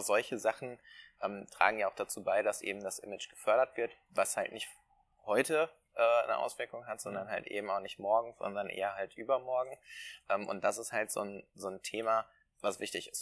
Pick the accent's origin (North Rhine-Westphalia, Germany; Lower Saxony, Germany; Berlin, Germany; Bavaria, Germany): North Rhine-Westphalia, Germany; Gelsenkirchen; gebürtiger Gelsenkirchner bin ich ja wirklich richtiges Kind des Ruhrgebiets